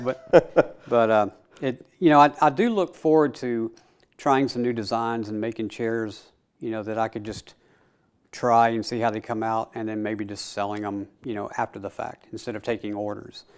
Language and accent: English; Middle Tennessee, United States; I was born and raised here in Middle Tennessee